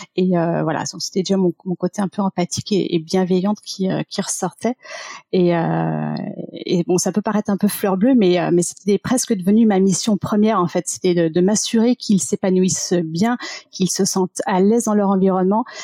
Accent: Paris region, Île-de-France, France; also born or lived in Michigan, United States; j'ai grandi en région parisienne

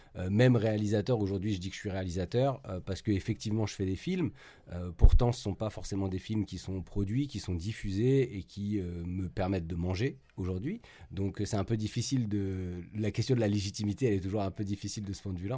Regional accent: Paris, Île-de-France, France; now in Saint-Nazaire, France; je suis originaire de Paris mais j'habite maintenant à Saint-Nazaire

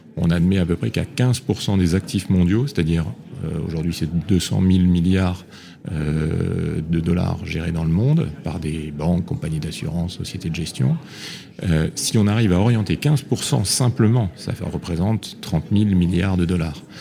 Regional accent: Réunion; je suis né à La Réunion

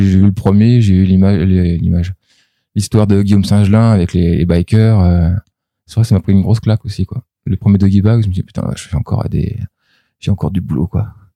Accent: Germany; moved away; j'ai grandi en Allemagne

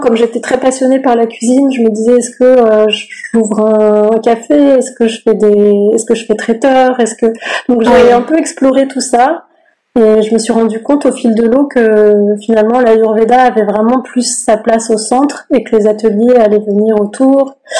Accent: France; also born or lived in Sri Lanka (ancestry); je suis d'origine sri lankaise. Enfin, je suis née en France

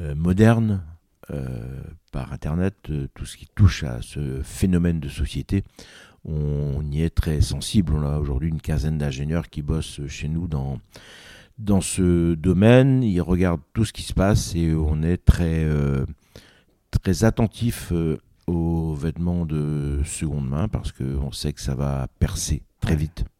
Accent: Cap Sizun, Brittany, France; j'y ai vécu toute mon enfance là-bas, dans le Cap Cisin Nord

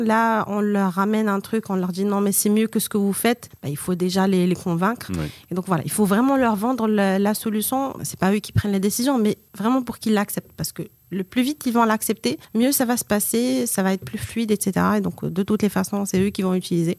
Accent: Morocco; also born or lived in France; Je viens du Maroc

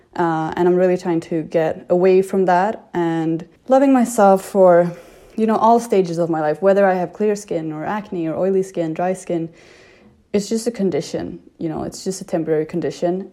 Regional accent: Sweden; moved away; I am from Sweden and I'm 26 years old

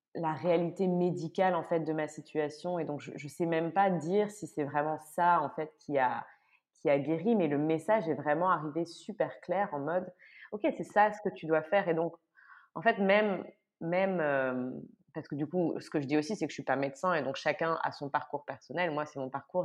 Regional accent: France; moved away as an adult; now in Brussels, Belgium; je suis française, mais je vis à Bruxelles depuis euh, 9 ans maintenant

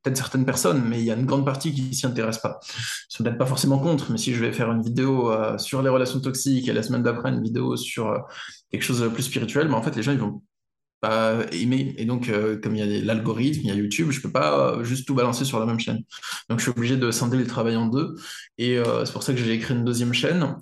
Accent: France; je suis un Français occidental

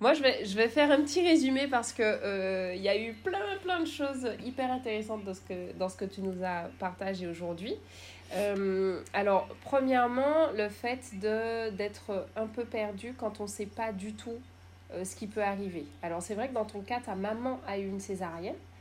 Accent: Martinique; je suis martiniquaise

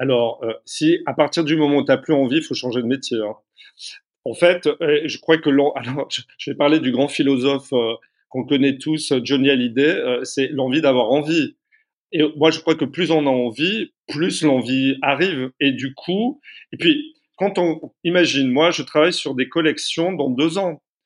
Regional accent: Carcassonne, Occitania, France; je suis né à Carcassonne

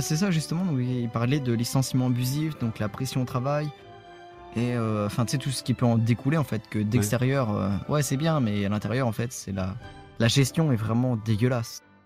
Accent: France; je suis français.

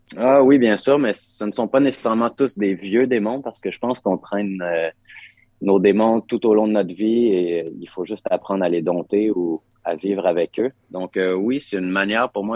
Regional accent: Quebec, Canada; l'endroit où j'ai grandi

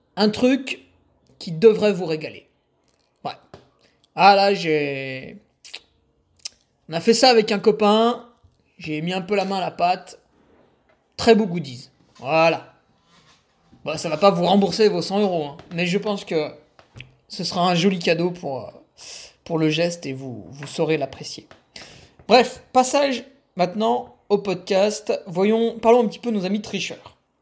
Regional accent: Savoie, Auvergne-Rhône-Alpes, France; chez nous en Savoie

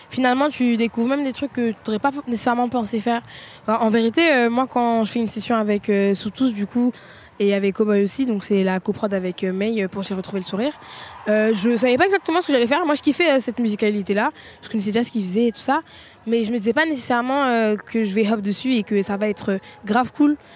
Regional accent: France; Franchement, moi, je suis bien FR, je parle pas très bien anglais, c'est pas un problème, j'ai un accent de merde.

